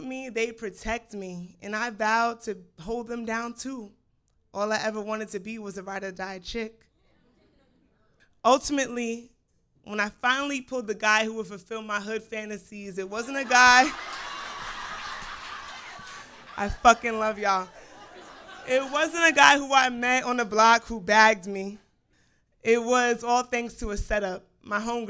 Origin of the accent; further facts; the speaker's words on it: New York City, New York, United States; I grew up in Brooklyn